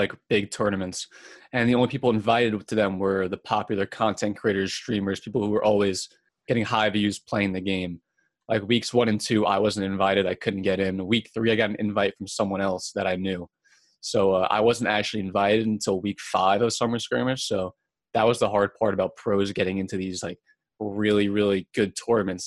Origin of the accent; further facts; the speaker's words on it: Long Island, New York, United States; I'm from Long Island, New York